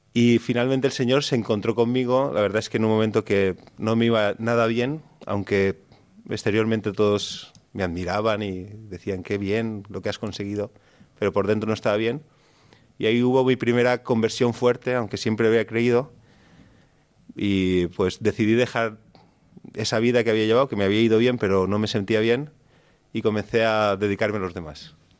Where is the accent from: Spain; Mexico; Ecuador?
Spain; Canals, Valencian Community; Yo soy de Canals, de un pueblo de 15.000 habitantes. Y nada, toda mi vida me enseñaron la fe